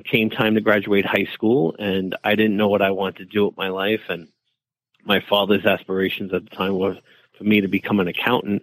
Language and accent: English; New York City, New York, United States; accent: deep New York; moved away as an adult; also born or lived in Providence, Rhode Island; now in Rhode Island, United States; I grew up in New York City. So if you haven't recognized the accent yet, my deep New York accent does come out every once in a while